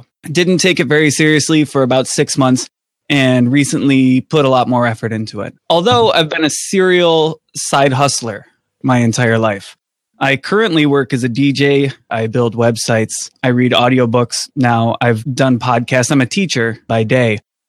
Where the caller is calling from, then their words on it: Buffalo, New York, United States; Oh, I'm in Buffalo, New York.